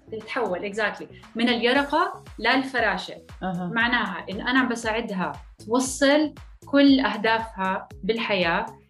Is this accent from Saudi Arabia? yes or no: no; Jordan; moved away as an adult; also born or lived in France; now in Texas, United States; انا اصلي اردنيه فلسطينيه ولدانة بفرنسا بس عشت معظم حياتي معظم طفولتي بالأردن